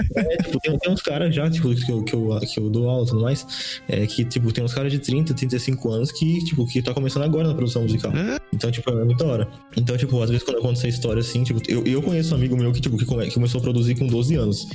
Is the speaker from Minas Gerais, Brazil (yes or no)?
no; interior of São Paulo, Brazil; sou, do, interior de São Paulo, tá ligado? É, é, bem, bem interiorzão mesmo